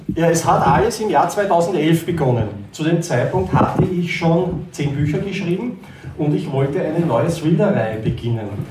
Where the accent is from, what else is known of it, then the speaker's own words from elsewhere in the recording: near Konstanz, Baden-Württemberg, Germany; also wir kommen ja aus der Nähe von Konstanz